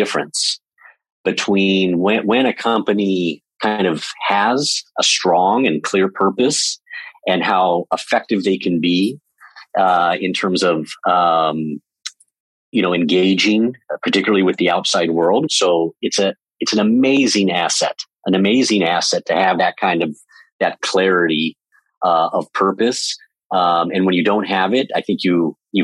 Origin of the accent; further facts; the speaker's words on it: Southern California, United States; also born or lived in Europe; I was born and raised in Southern California